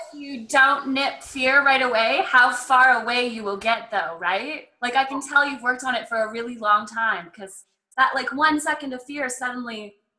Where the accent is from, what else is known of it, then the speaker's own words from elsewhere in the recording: Canada; also born or lived in Calgary, Alberta; I live just a little bit north of Calgary, Alberta, so north of Montana. I'm Canadian.